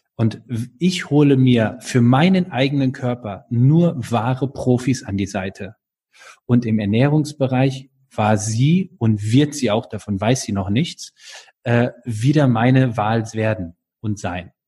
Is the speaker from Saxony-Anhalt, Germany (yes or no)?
no; North Rhine-Westphalia, Germany; now in Baden-Württemberg, Germany; ich bin dort aufgewachsen in Nordrhein-Westfalen